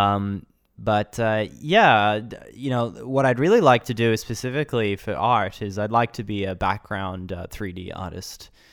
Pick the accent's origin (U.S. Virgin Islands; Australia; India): Australia; Brisbane, Queensland; moved away as an adult; now in Japan; I was born in Brisbane and grew up there, you know, and went to university there as well at a small college in Brisbane